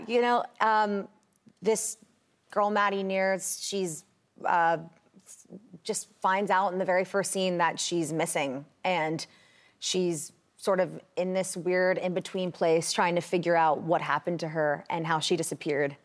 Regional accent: New York, United States; I was just growing up in New York

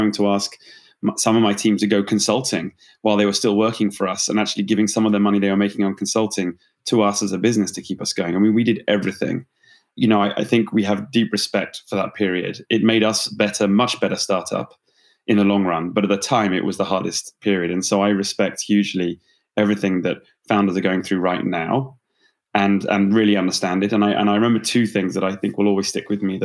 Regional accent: United Kingdom; accent: British; moved away as an adult; now in Bay Area, United States; I'm a Brit by background, as you can tell, perhaps from the accent.

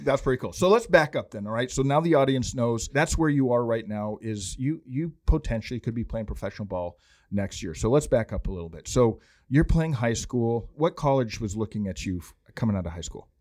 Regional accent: Montana, United States; moved away; I'm from Montana originally

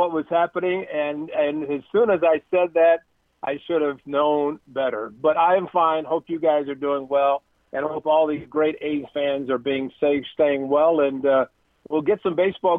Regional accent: Southern Illinois, United States; I grew up in Southern Illinois.

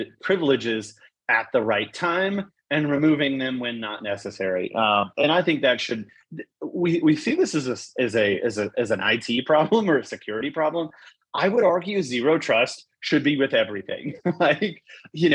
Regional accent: Corpus Christi, Texas, United States; I grew up in South Texas, man. I grew up on the water, so shrimp, redfish

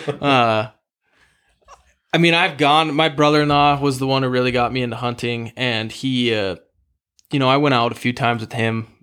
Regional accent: Great Falls, Montana, United States; growing up in Great Falls, I, you know, grew up playing football and hockey.

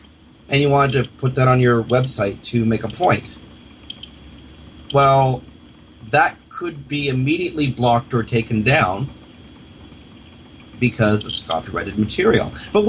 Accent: United States; Now, I'm American and in Canadian speak, I'm a very liberal person.

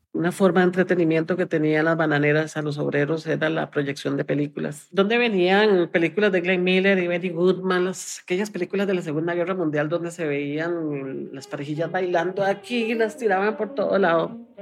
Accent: San José, Costa Rica; soy de San José, Costa Rica

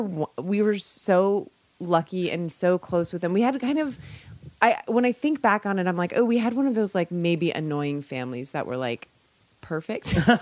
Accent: Bay Area, California, United States; I'm from the Bay Area.

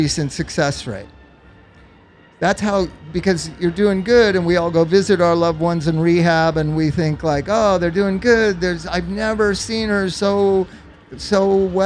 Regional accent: Los Angeles, California, United States; also born or lived in Palm Springs; I grew up in Los Angeles and Palm Springs

